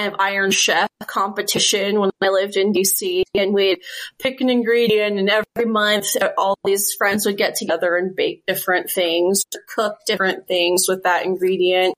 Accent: outside of Philly, Pennsylvania, United States; moved away as an adult; also born or lived in Washington, D.C.; now in Utah, United States; I grew up outside of Philly, back east.

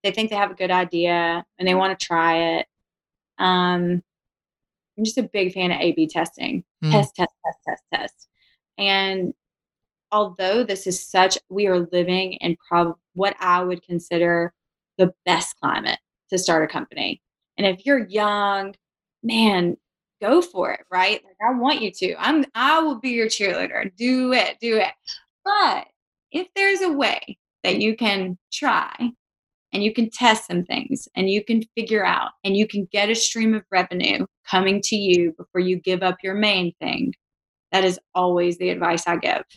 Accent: Savannah, Georgia, United States; moved away as an adult; now in Birmingham, United States; So I'm from Savannah, Georgia.

